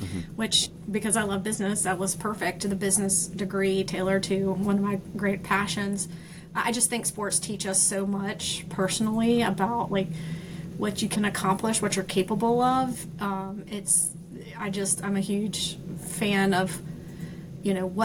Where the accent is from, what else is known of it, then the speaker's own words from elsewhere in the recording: Myrtle Beach, South Carolina, United States; moved away as an adult; also born or lived in Conway, South Carolina; now in Charlotte, United States; I was born in Conway. I grew up in Myrtle Beach